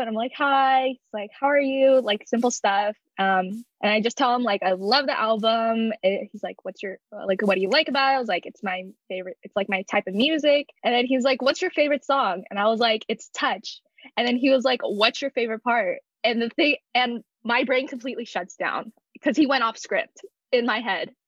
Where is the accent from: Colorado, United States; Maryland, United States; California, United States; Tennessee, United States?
California, United States; Los Angeles; I'm from